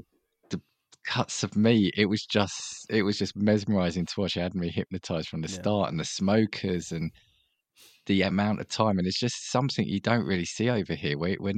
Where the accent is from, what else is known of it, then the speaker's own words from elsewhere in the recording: United Kingdom; being a Brit